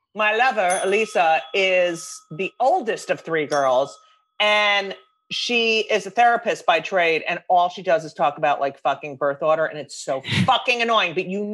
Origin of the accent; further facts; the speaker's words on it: New Jersey, United States; New Jersey.